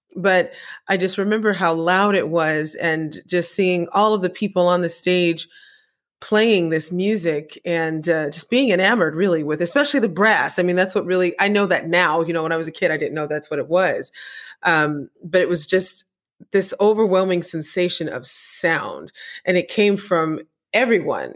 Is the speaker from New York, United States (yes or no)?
no; Apple Valley, California, United States; when I was growing up in Apple Valley